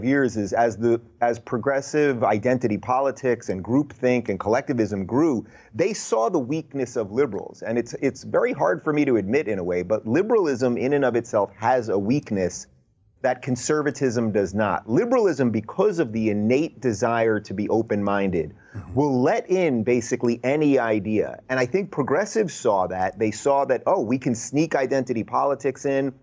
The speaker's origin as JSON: {"language": "English", "area": "Long Island", "region": "New York", "country": "United States", "tie": "born or raised there", "also_born_or_lived": "Brooklyn, New York / Manhattan", "said": "I was born in Brooklyn, New York, before it was hipster Brooklyn, when it was still old school Brooklyn, which was, you know, this mismatch of, you know, of Jews and Greeks and Irish and Italians and blacks and Latinos and this real thing that was the sort of beauty of America, the stew of America. And then I grew up in Long Island"}